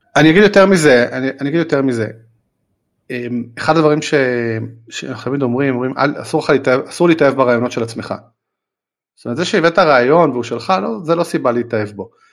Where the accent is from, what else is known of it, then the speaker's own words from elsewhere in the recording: Israel; אנחנו ישראלים